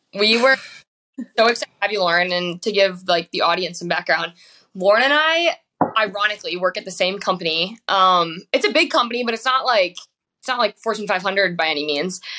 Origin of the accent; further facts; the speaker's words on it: Wisconsin, United States; growing up in Wisconsin